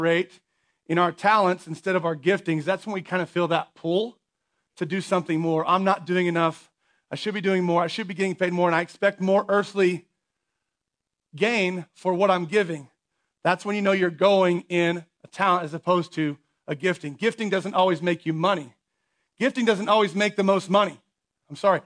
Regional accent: United States; as American people

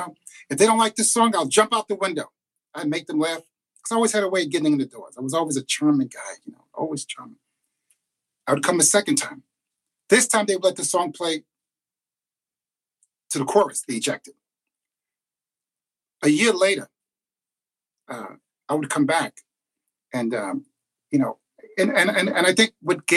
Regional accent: New York City, New York, United States; Born and raised in Queensbridge, New York, right underneath the 59th Street Bridge.

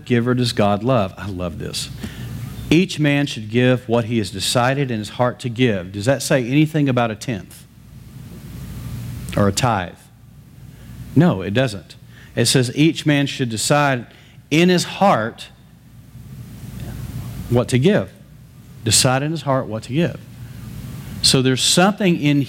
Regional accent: West Texas, United States; I grew up in West Texas in the middle of cotton fields

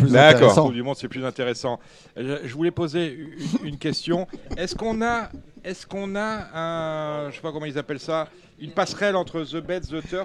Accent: Dakar, Senegal; Je suis né à Dakar.

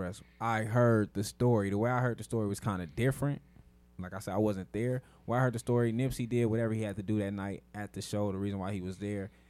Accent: West Coast, United States; growing up on the West Coast

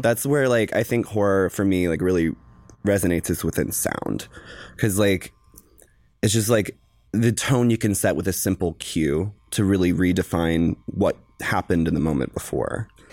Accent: the South, United States; I am from the South.

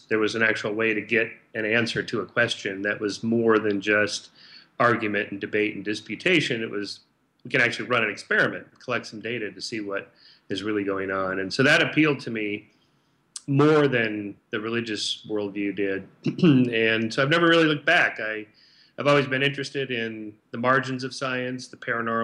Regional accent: Southern California, United States; I grew up in Southern California

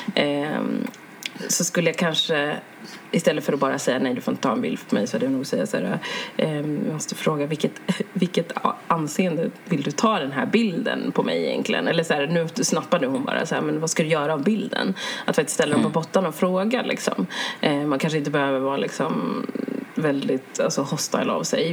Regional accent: Sweden; jag är född i Sverige men mina föräldrar de har sina rötter i Uganda

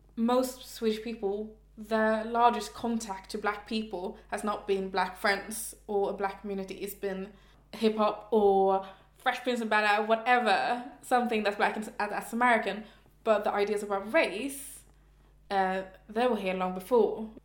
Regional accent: Stockholm, Stockholm County, Sweden; now in Malmö, Sweden; I'm from Stockholm. I live in Malmö.

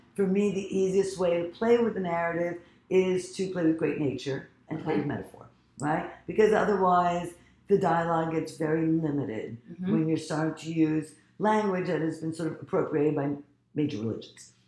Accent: United States; also born or lived in Egypt; originally I'm from Egypt, but I was raised in America

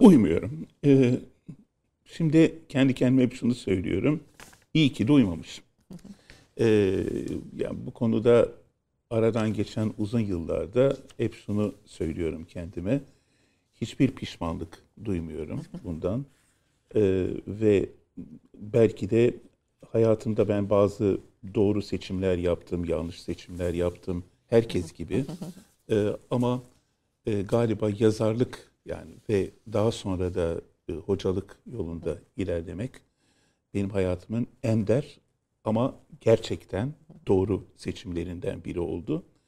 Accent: Istanbul, Turkey; memleket neresi? Dedi. İstanbul dedim

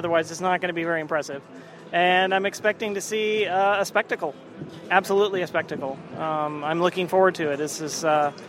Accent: Emeryville, California, United States; Emeryville, California.

